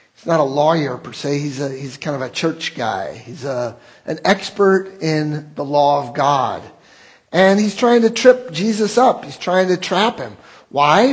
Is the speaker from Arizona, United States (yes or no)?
no; Wheaton, Illinois, United States; I grew up in Wheaton